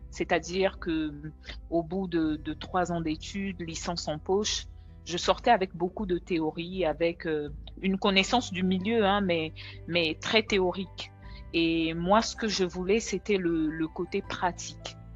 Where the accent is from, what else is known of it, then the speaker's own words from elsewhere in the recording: DR Congo; now in Dakar, Senegal; je suis congolaise et je vis à Dakar au Sénégal depuis maintenant 14 ans quand même, mine de rien.